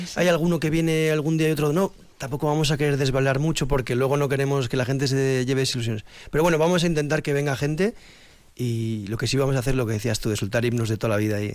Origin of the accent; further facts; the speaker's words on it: Vitoria-Gasteiz, Basque Country, Spain; moved away; somos de Vitoria, llevamos mucho tiempo fuera